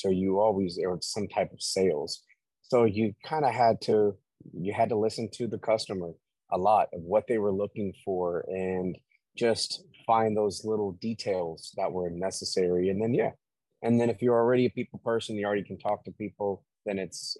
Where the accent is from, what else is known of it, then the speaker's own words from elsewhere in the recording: Tampa, Florida, United States; No, born and raised.